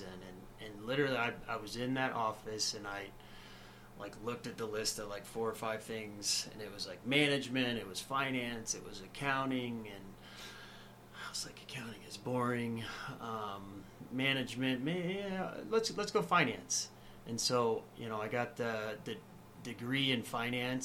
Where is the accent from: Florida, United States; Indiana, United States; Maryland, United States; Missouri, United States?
Missouri, United States; Farmington; moved away; my hometown in Farmington, Missouri